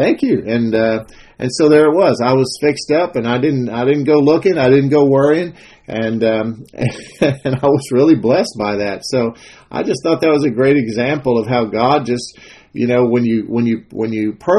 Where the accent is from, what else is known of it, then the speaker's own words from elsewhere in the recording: Texas, United States; I'm a Texan. I like to make my own chili from scratch.